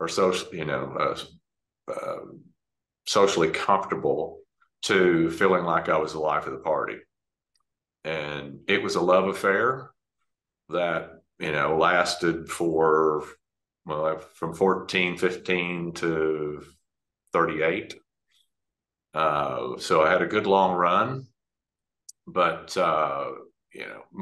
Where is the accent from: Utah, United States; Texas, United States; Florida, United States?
Texas, United States; Dallas; I grew up in Dallas, Texas.